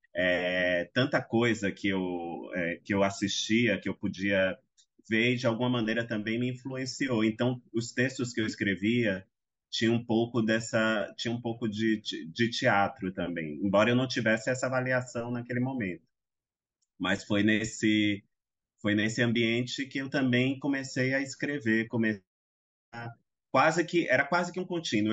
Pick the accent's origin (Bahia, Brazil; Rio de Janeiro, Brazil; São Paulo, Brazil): Bahia, Brazil; Salvador; eu nasci em Salvador, nasci num, embora morasse até próximo ao centro, era um lugar, era um, um, uma localidade mais periférica